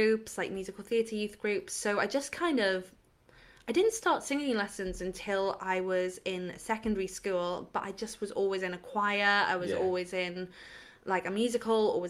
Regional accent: Llangollen, Wales, United Kingdom; I'm from a really, really small town in North Wales where you wouldn't expect there to be anything

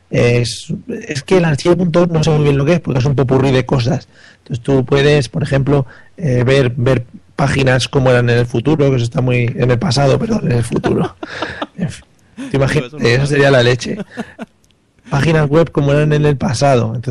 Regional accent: Spain

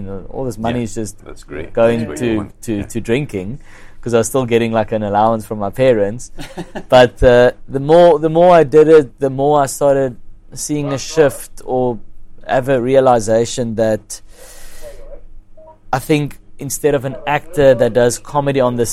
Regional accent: Kempton Park, Gauteng, South Africa; it was in Kenton Park, which is my hometown

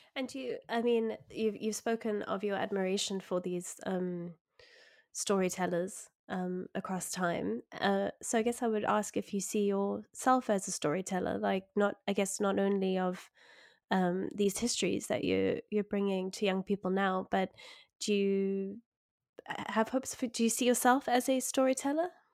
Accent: South Africa; I grew up in South Africa

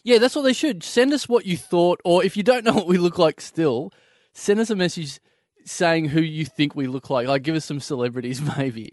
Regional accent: Maryborough, Australia; moved away; I've gone back to my hometown of Mary Burrow

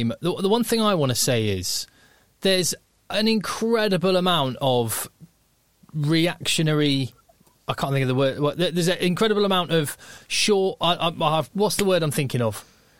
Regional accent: England, United Kingdom; as an Englishman

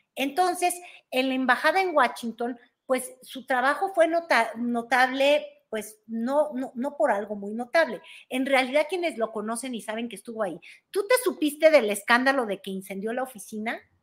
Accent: Mexico; somos los mexicanos

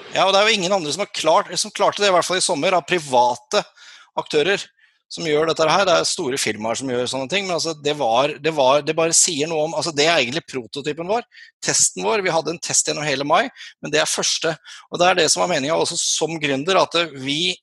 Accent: Sørlandet, Norway; accent: Sørlandsk (southern Norwegian dialect); also born or lived in Kristiansand / Lillesand; jeg er jo sørlending, som dere hører på dialekta

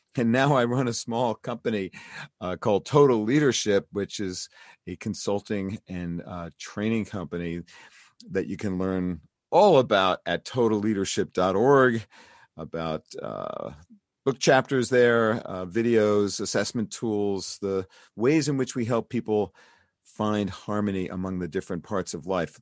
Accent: New York City, New York, United States; new york city my hometown

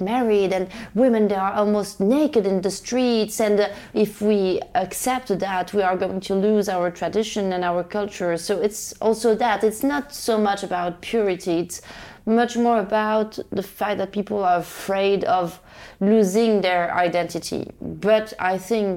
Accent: Rabat, Rabat-Salé-Kénitra, Morocco; I grew up in Rabat, the capital of Morocco

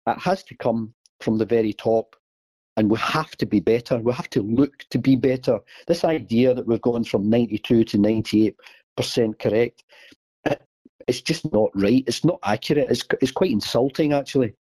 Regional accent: Glasgow, Scotland, United Kingdom; I, am born and bred in Glasgow

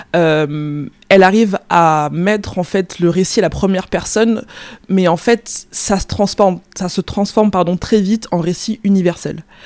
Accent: France; je, suis, française, je suis née en France, j'ai grandi en France

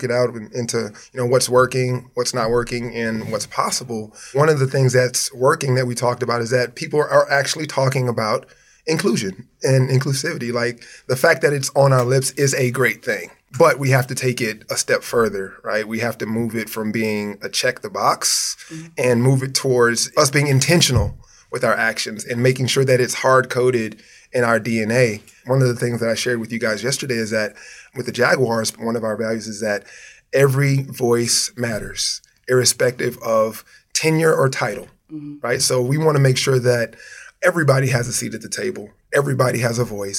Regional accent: Houston, Texas, United States; I'm originally, I'm from Houston, Texas, born and raised

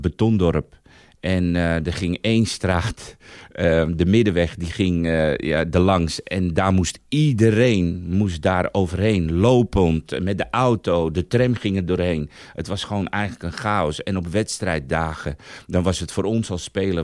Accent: Weesp, North Holland, Netherlands; also born or lived in Bijlmer, Amsterdam Zuidoost; Ik zelf kwam eigenlijk uit de Bijlmer eh, tot mijn tiende in Amsterdam Zuidoost. En na mijn tiende heb ik in Weesp gewoond

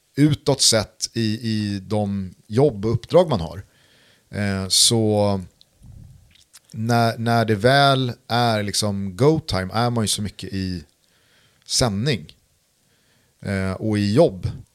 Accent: Sweden; jag lever ju här och yeah. är svensk.

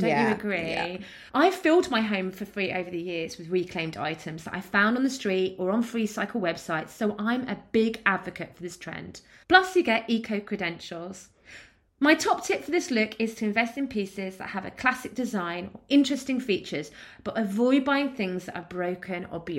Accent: East of England, United Kingdom; What I'm from Essex.

